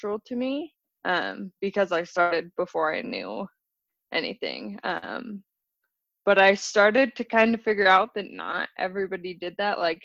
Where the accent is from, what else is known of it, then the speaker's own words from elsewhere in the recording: Wyoming, United States; also born or lived in Colorado / Salt Lake City; In Wyoming, I lived at the base of the Tetons